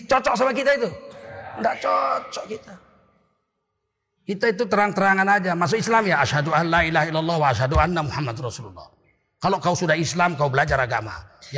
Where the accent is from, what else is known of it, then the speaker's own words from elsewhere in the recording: Medan, North Sumatra, Indonesia; Kalau kita orang Medan kan, bah, bau kali ketiak kau bah.